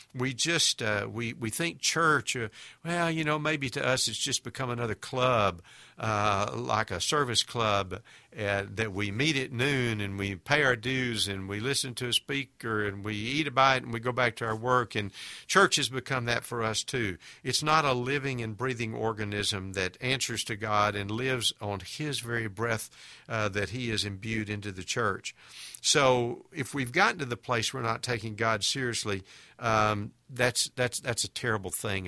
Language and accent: English; United States; We as American Christians